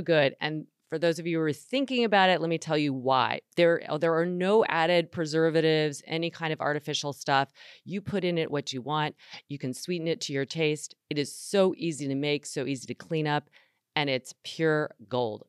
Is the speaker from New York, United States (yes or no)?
no; North Carolina, United States; my home state, North Carolina